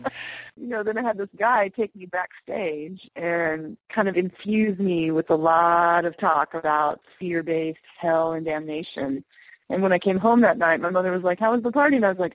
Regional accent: the South, United States; So I grew up in the Bible Belt, you know, and my mother was Episcopalian.

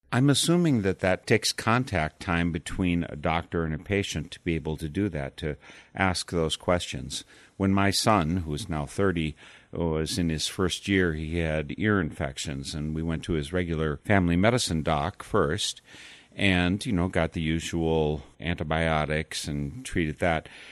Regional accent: Darlington, Wisconsin, United States; I was born in Darlington, Wisconsin

